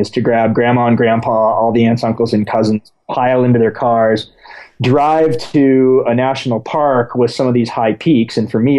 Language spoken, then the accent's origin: English; United States; born there; No, I was born in the States, okay. But my father's from Ecuador. Mm-hmm. So I spent a large portion of my childhood going back and forth.